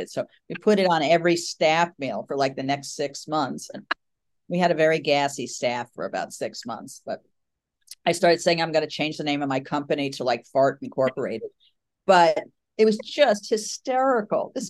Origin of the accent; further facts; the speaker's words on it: Oklahoma, United States; even though we're from Oklahoma, the party was going to be out in Long Island.